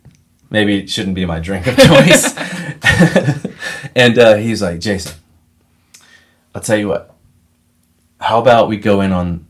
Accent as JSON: {"language": "English", "region": "Florida", "country": "United States", "tie": "born or raised there", "also_born_or_lived": "North Carolina", "moved": "as an adult", "said": "Keep in mind I'm 45. I grew up in Florida."}